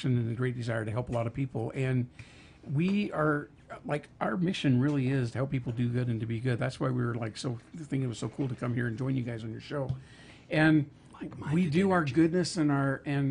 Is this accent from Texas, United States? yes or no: no; Idaho, United States; I'm from Idaho